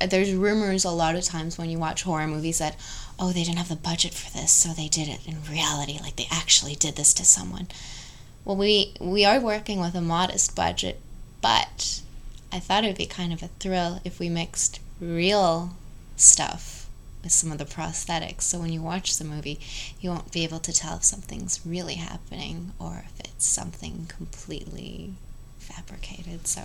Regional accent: Canada; we're both Canadian.

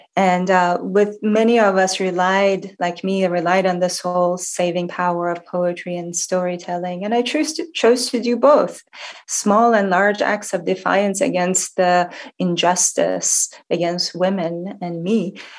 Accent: Shiraz, Fars, Iran; Well, as you mentioned, I was born in Shiraz, Iran, and that's the city of poets and wine. So this book is a bit of a love letter to my hometown

